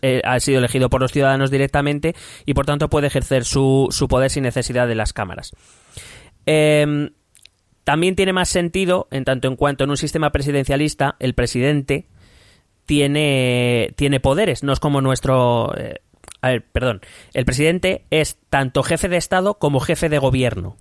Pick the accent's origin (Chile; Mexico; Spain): Spain